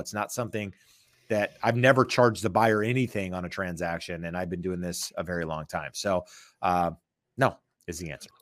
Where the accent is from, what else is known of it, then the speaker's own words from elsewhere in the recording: North Carolina, United States; moved away; I am from North Carolina, uh, I go back to North Carolina a couple times a year